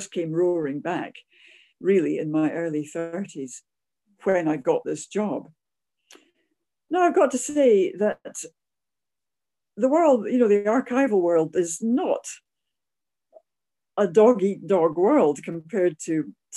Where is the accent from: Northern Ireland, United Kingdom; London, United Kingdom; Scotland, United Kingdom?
Scotland, United Kingdom; near Edinburgh; I am obviously a Scot, so I grew up near Edinburgh.